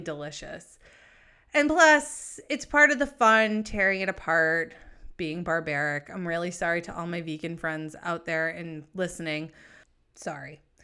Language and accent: English; New England, United States; also born or lived in San Diego; I'm from New England